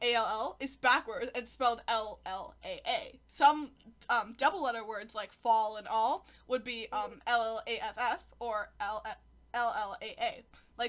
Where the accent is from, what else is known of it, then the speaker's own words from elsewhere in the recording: United Kingdom; I'm British. Mate, I'm British.